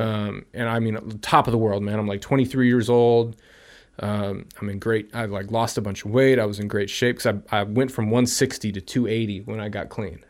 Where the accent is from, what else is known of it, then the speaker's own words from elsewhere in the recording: Pleasanton, California, United States; I grew up in Pleasanton